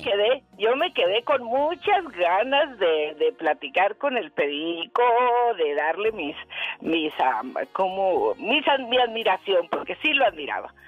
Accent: Sonora, Mexico; now in Tucson, United States; soy de Sonora yo

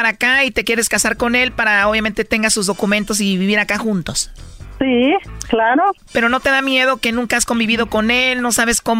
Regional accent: El Salvador; accent: centroamericano; Soy salvadoreña.

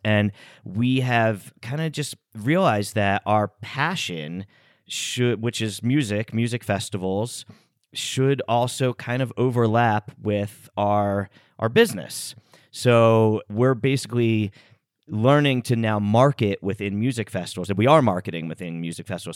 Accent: United States; we grew up here in the States

